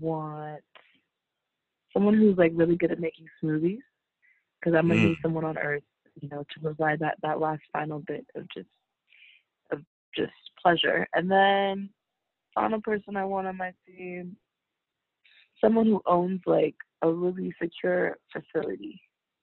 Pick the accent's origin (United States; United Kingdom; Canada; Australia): United States; Bay Area, California; I'm from the Bay Area